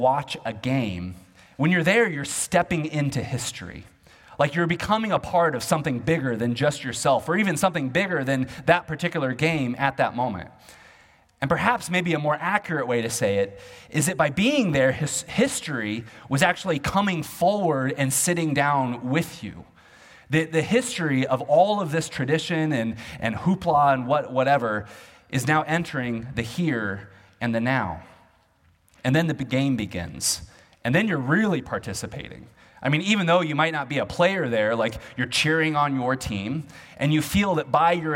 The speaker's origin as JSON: {"language": "English", "town": "Olathe", "region": "Kansas", "country": "United States", "tie": "born or raised there", "moved": "yes", "said": "back home where I grew up in Olathe, Kansas"}